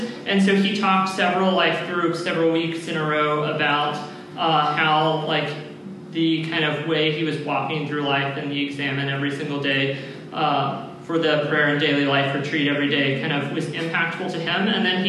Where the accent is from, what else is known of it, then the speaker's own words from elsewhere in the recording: Lubbock, Texas, United States; moved away as an adult; now in Washington, United States; I'm from Lubbock, so we're kind of isolated and growing up in one church.